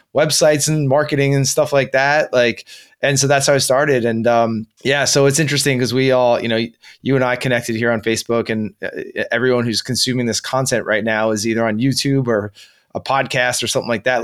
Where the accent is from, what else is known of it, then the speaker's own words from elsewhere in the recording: New Jersey, United States; my home state right here in New Jersey